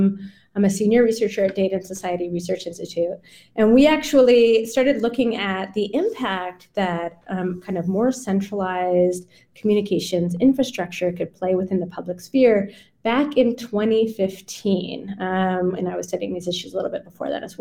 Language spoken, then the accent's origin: English; Canada; now in United States; I grew up in Canada.